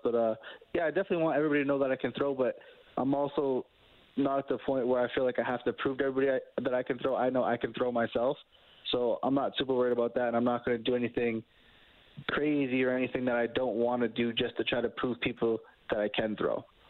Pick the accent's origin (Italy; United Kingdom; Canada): Canada; being a Canadian quarterback